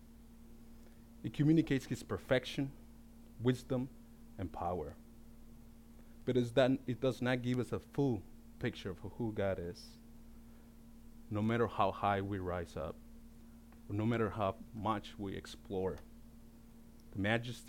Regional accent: Baja California, Mexico; born or raised there; now in United States

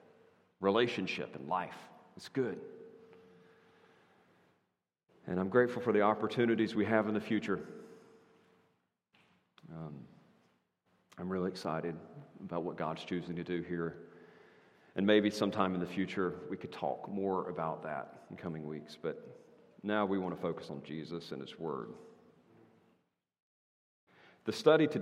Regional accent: North Carolina, United States; my home state of North Carolina

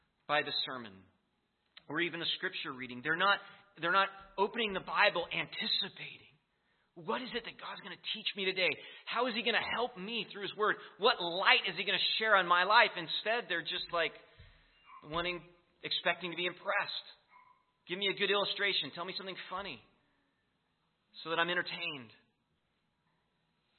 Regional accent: United States; being an American

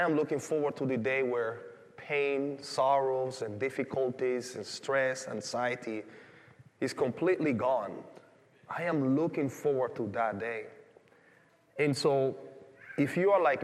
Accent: Panama; moved away; growing up in Panama

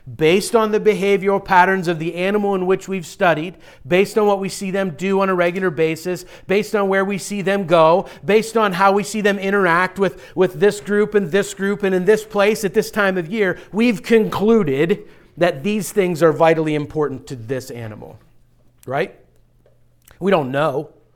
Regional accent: Pittsburgh, Pennsylvania, United States; now in Philadelphia, United States; I'm from Pittsburgh area

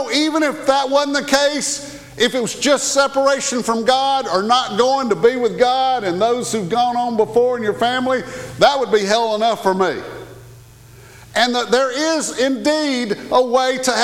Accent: the South, United States; I was raised in the South, and we say ma'am

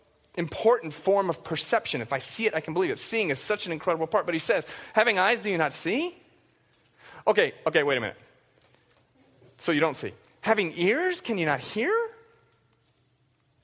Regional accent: the South, United States; I grew up in the South, and it was filled with these gospel quartets

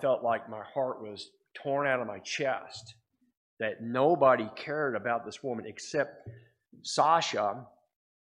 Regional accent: United States; I'm an American.

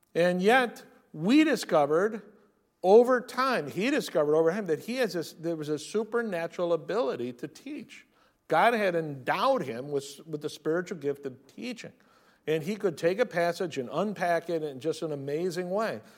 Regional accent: near San Francisco, California, United States; Growing up near San Francisco

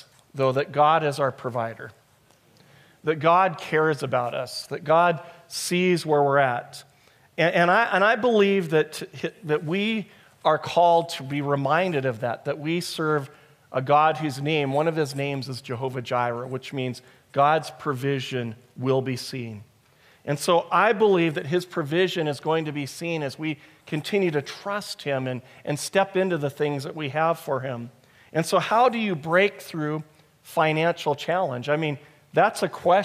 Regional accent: United States; moved away; I'm from America

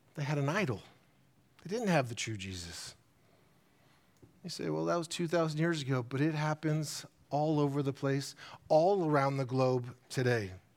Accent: United States; as American Christians and being in an American society

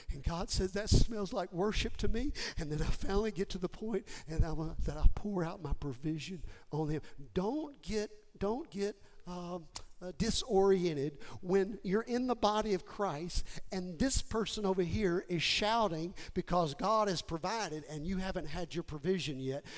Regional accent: Houston, Texas, United States; I was raised in Houston

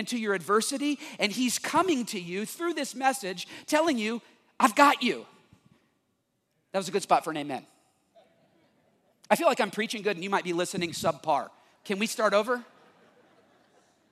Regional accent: United States; also born or lived in Texas; I'm from Oklahoma and Texas

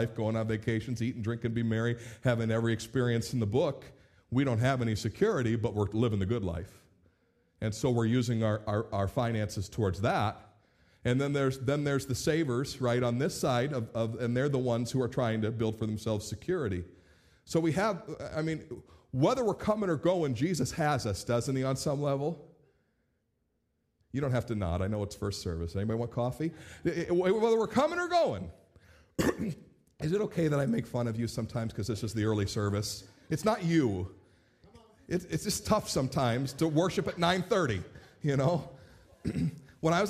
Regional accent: United States; ourselves as American Christians

